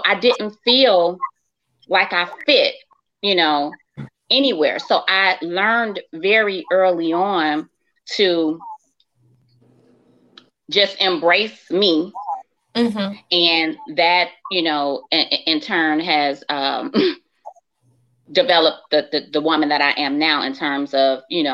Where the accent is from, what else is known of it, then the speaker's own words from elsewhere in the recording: Chicago, Illinois, United States; I grew up in Chicago